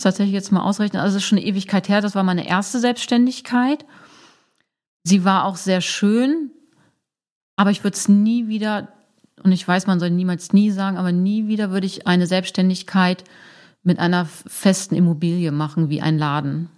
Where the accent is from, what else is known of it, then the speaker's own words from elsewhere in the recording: Braunschweig, Lower Saxony, Germany; moved away as an adult; now in Hamburg, Germany; ich komme aus Braunschweig, Braunschweig-Wolfsburg ist sehr nah